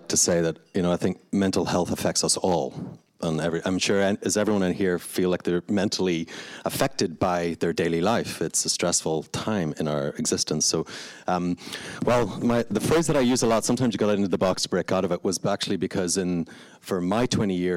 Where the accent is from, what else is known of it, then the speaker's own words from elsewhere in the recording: Belfast, Northern Ireland, United Kingdom; as you can probably hear from my accent, I grew up in Belfast.